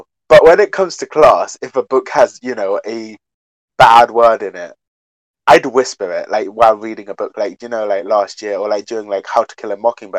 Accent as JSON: {"language": "English", "country": "United Kingdom", "said": "maybe it's because I'm British"}